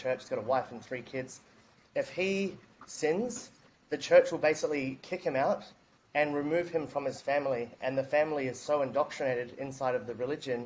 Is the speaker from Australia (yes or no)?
yes; Sydney, New South Wales, Australia; moved away as an adult; now in Bali, Indonesia; I grew up in Sydney, Australia.